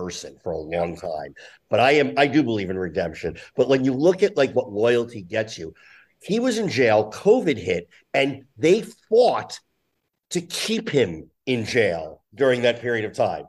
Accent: New Jersey, United States; I grew up in Jersey

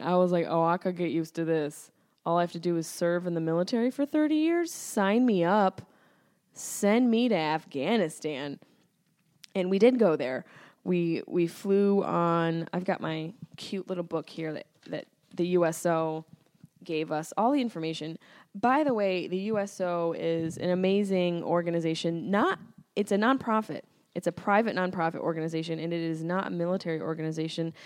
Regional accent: Syracuse, New York, United States; accent: Syracuse; now in Los Angeles, United States; my Syracuse accent popping through thick, strong and thick

